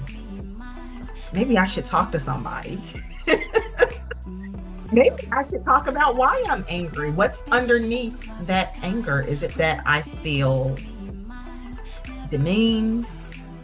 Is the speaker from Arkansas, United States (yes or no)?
yes; Arkansas, United States; now in North Carolina, United States; I live in North Carolina. I'm originally from Arkansas. And so, you know, pretty Southern, pretty country